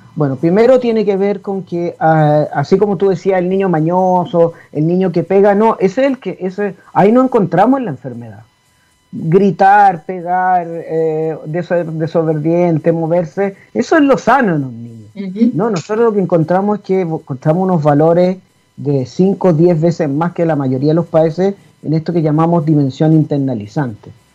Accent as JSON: {"language": "Spanish", "country": "Chile", "said": "así somos los chilenos"}